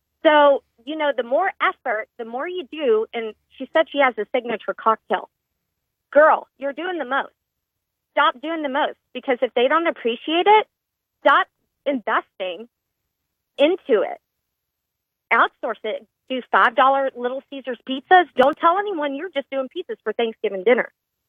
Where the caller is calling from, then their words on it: Shreveport, Louisiana, United States; Hi, Chica. … with LVD by Design in Shreveport.